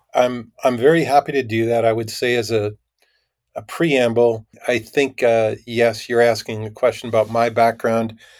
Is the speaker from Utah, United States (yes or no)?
no; Minnesota, United States; moved away as an adult; I grew up in Minnesota